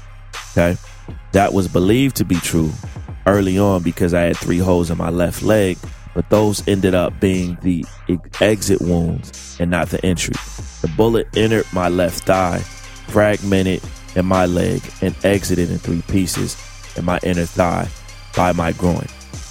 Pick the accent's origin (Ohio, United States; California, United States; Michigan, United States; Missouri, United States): Missouri, United States; St. Louis; I know many of you have been hearing that I was shot Monday night during an attempted robbery in my hometown of St. Louis.